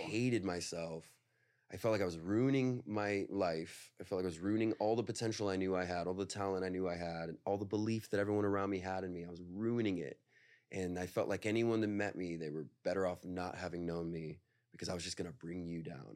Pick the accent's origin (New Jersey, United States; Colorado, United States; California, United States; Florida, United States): California, United States; Northern; I'm from NorCal